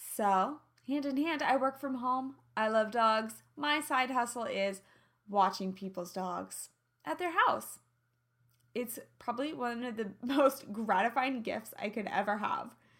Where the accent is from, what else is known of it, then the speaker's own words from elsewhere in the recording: Midwest, United States; accent: twang; now in Los Angeles, United States; I'm from the Midwest. I have an innocence to my twang